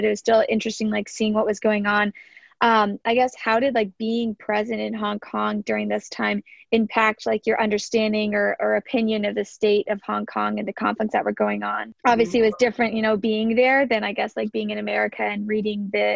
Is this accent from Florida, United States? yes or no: yes; South Florida, United States; I'm from South Florida